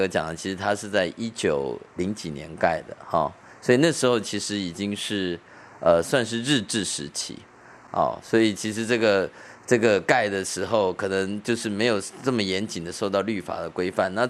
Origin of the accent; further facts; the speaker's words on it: Hsinchu County, Taiwan; born there; also born or lived in Taipei; 我是在这个房子里面出生的，在求学的时间，其实呃父亲就呃举家，我们就迁到台北去了。